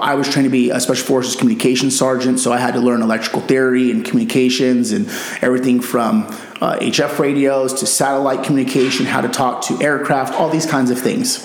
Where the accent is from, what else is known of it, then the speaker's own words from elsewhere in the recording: Yuma, Arizona, United States; moved away as an adult; now in Scottsdale, United States; I grew up in Yuma